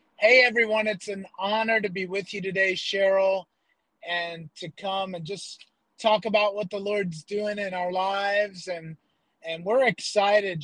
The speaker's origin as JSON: {"language": "English", "region": "upstate New York", "country": "United States", "tie": "born or raised there", "moved": "as an adult", "lives_now": "Philippines", "said": "I grew up in New York, upstate New York, about an hour north of New York City"}